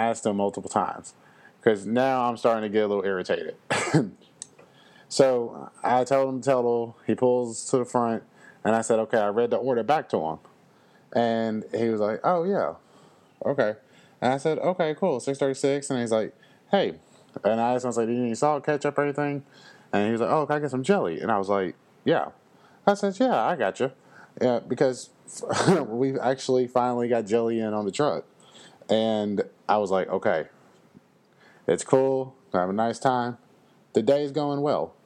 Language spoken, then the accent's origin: English; Louisville, Kentucky, United States; I am from Louisville. And it's just the way I was raised